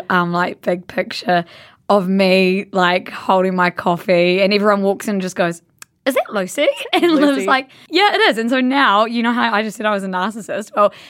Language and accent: English; Blenheim, Marlborough, New Zealand; We love going back. We've vocal hemorrhage. We are from Blenheim, which is a small town at the top of the South Island, and like we owe everything to that place, eh?